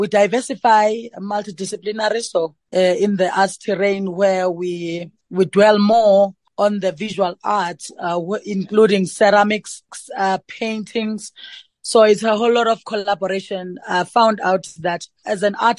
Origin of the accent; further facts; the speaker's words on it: rural Eastern Cape, South Africa; moved away; also born or lived in Johannesburg; growing up from the rural areas of Namakwa in the Eastern Cape, finding my way to Johannesburg.